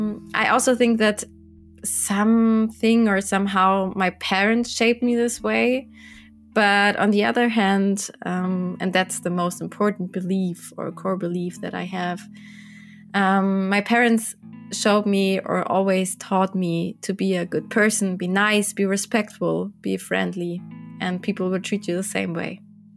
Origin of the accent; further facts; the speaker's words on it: Landshut, Bavaria, Germany; I'm from Landshut in Bavaria, Germany.